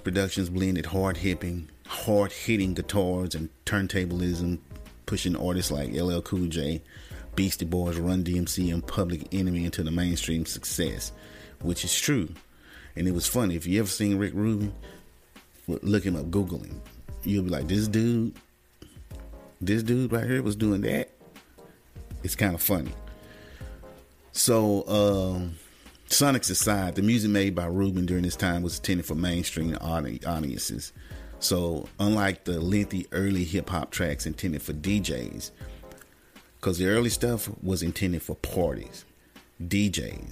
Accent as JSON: {"language": "English", "region": "the South", "country": "United States", "said": "I was from the South"}